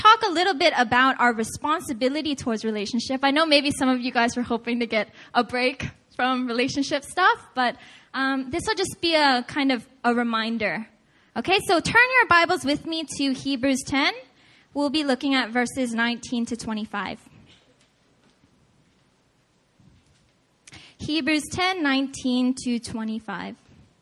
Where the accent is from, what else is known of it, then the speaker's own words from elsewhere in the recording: United States; I was born and raised in America. I speak English.